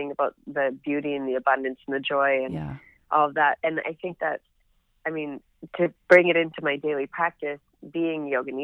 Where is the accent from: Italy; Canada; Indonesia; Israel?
Canada; moved away as an adult; also born or lived in Edmonton; now in Los Angeles, United States; being a Canadian living in California